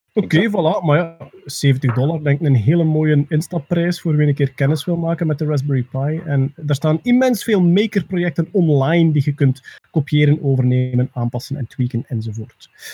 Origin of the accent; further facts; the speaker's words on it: East Flanders, Belgium; als Oost-Vlaming